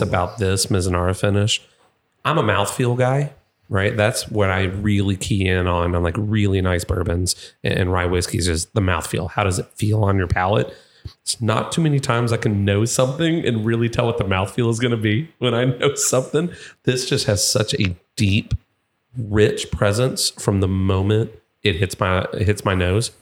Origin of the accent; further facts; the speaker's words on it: Louisville, Kentucky, United States; I am from Louisville